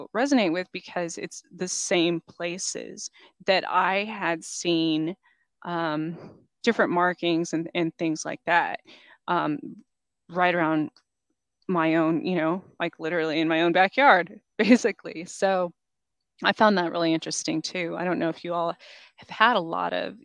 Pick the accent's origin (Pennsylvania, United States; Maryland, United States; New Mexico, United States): New Mexico, United States; outside of Roswell; now in Kansas, United States; I was born outside of Roswell, New Mexico.